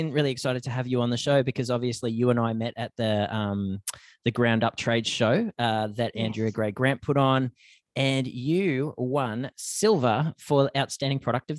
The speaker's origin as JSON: {"language": "English", "country": "Australia", "tie": "born or raised there", "moved": "yes", "lives_now": "Canada", "said": "For me, growing up in Australia, the seasons aren't as well defined as they are over here."}